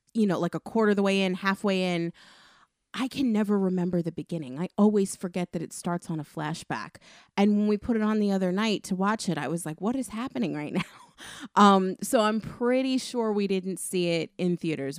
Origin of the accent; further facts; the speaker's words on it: Northeast, United States; growing up in the Northeast